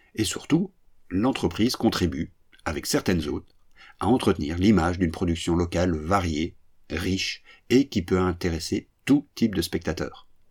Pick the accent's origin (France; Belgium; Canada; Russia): Belgium; French-speaking Belgium; Chez nous, en Belgique francophone